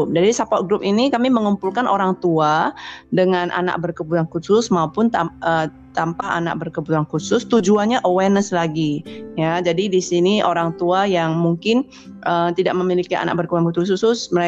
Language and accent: Indonesian; Binjai, North Sumatra, Indonesia; saya dari Kota Binjai, satu kota di Sumatera Utara.